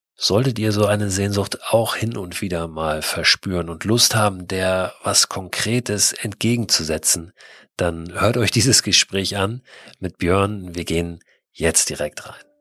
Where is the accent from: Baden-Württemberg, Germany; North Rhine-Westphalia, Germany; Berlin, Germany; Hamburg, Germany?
Hamburg, Germany; wir Hamburger sind ja, also ich bin in der Nähe von Hamburg auch groß geworden